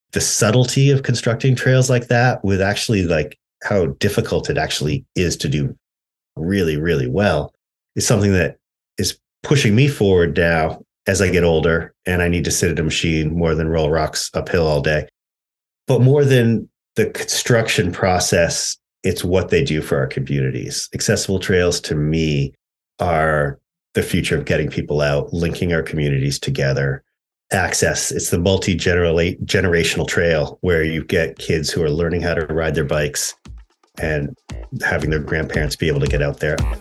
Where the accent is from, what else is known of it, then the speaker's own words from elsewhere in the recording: Maine, United States; moved away as an adult; also born or lived in Upper Midwest; I grew up in, you know, rural Maine.